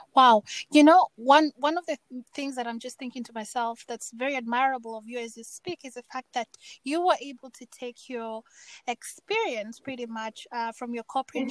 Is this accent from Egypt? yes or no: no; Kenya; also born or lived in Germany / Finland; now in Seattle, United States; I've been born and raised in Kenya